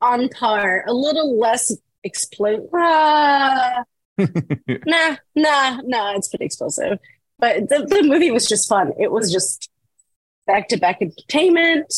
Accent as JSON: {"language": "English", "country": "Brazil", "moved": "yes", "said": "I am originally from Brazil"}